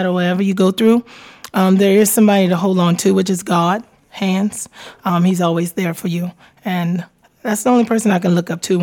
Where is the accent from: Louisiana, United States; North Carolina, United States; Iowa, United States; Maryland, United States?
Louisiana, United States; New Orleans; now in Texas, United States; I am from New Orleans, Louisiana. I have lived in Texas since 2005.